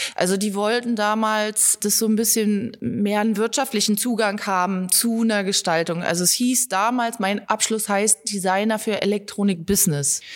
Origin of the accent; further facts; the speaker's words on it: Germany; Ich komme aus dem Harz und da ist die äh, Jodeltradition eben auch verwurzelt